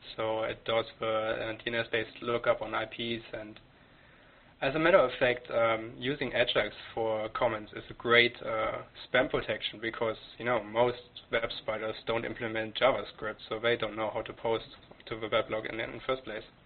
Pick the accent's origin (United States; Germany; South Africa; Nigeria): Germany; moved away as an adult; now in Canada; I, am German. I came came to Canada two three years ago. I grew up in Germany